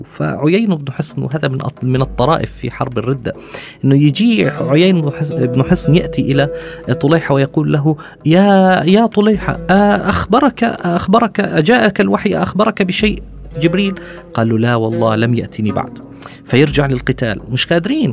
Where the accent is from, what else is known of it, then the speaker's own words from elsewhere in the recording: Palestine; also born or lived in Istanbul; زي ما بيحكوا ال- الفلاحين عندنا في فلسطين